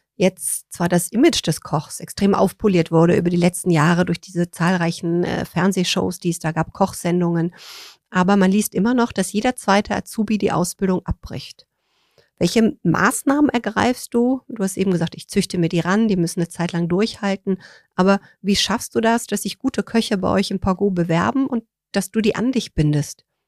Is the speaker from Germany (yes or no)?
yes; Rhineland, Germany; Ich komme ja aus dem Rheinland